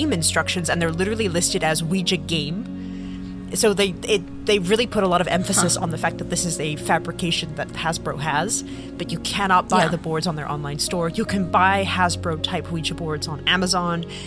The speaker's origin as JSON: {"language": "English", "region": "England", "country": "United Kingdom", "moved": "yes", "said": "I'm originally from England"}